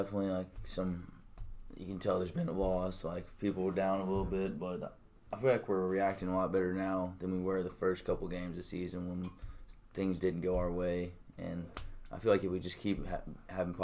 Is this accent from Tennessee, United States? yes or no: yes; Germantown, Tennessee, United States; I'm from Germantown. It's right outside Memphis. Went to Houston